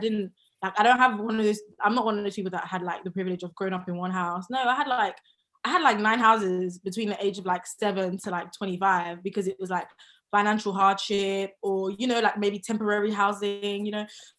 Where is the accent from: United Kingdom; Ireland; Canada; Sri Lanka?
United Kingdom; London; Southeast London. I'm a Southside babe, no matter